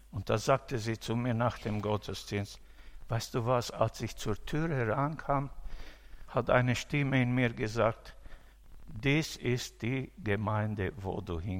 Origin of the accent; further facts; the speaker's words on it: Romania; äh, in meiner Heimat in Rumänien.